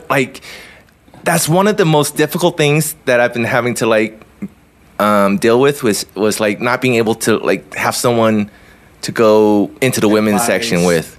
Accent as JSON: {"language": "English", "region": "Southern California", "country": "United States", "tie": "born or raised there", "said": "I grew up in Southern California"}